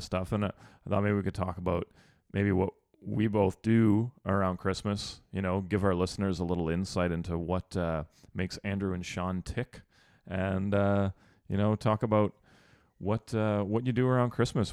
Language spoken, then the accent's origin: English; Sudbury, Ontario, Canada; moved away; I'm from Sudbury, which is Northern Ontario.